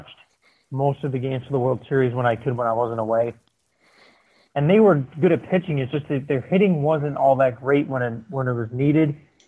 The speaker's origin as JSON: {"language": "English", "region": "Connecticut", "country": "United States", "tie": "born or raised there", "said": "They got my hometown hero, Matt Harvey, there from the same part of Connecticut."}